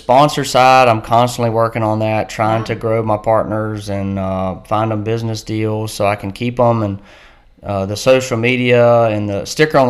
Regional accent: Southside, Virginia, United States; I grew up here in Southside, Virginia as a kid

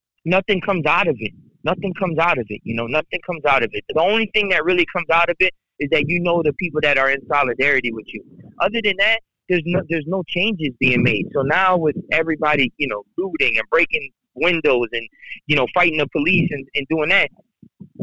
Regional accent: United States; being Palestinian American, like, you know, I was born in the United States, you know, I'm Palestinian

